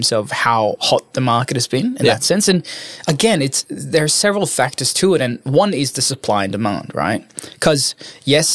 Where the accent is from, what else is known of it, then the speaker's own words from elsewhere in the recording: Norway; moved away as an adult; now in Sydney, Australia; I'm from Norway